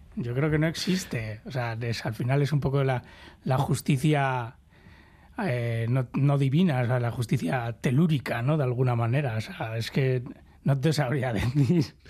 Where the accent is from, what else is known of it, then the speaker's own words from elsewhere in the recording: Basque Country, Spain; somos los, los vascos ¿no? y vascas, que nos gusta, somos mendizales